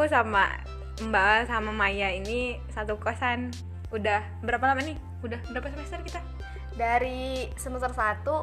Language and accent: Indonesian; South Sumatra, Indonesia; aku kan dari Sumsel nih sama-sama anak rantau jadi ngerasain Ramadan tuh jauh dari keluarga